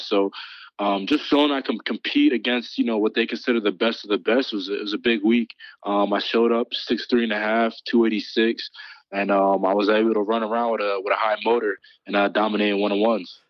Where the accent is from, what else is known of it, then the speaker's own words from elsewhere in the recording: Morris Plains, New Jersey, United States; also born or lived in Philadelphia; growing up in Jersey